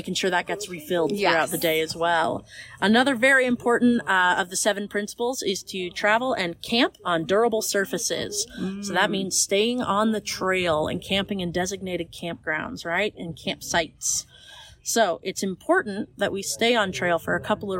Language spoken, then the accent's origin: English; St. Louis, Missouri, United States; moved away as an adult; I am originally from the St. Louis area back in Missouri